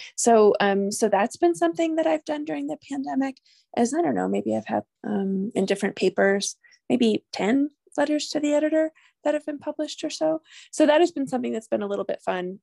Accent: New York, United States; moved away as an adult; now in New Mexico, United States; I'm originally from New York, although I've been a New Mexican since for 16 years

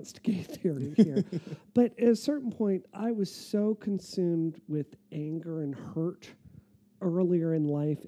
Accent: Mississippi, United States; moved away; also born or lived in Massachusetts; I grew up in Mississippi.

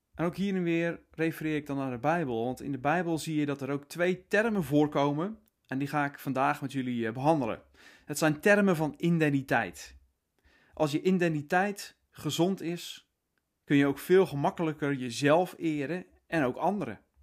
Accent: Netherlands; wij als Nederlanders

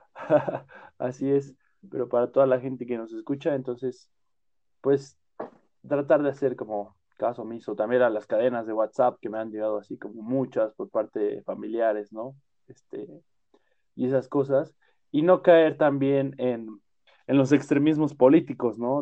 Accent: Mexico; como mexicanos

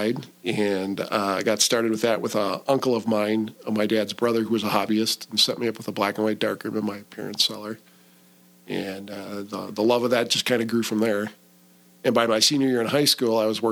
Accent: Milwaukee, Wisconsin, United States; I grew up in Milwaukee on the northwest side.

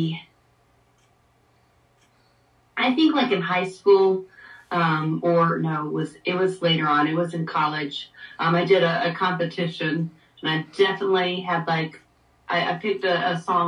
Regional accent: Hickory, North Carolina, United States; my hometown's Hickory Oktoberfest

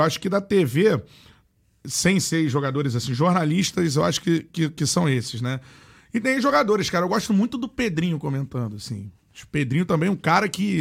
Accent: Rio de Janeiro, Brazil; Eu sou do Rio de Janeiro.

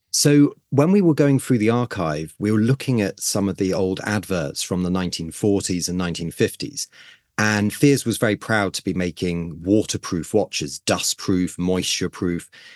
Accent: United Kingdom; as a Brit

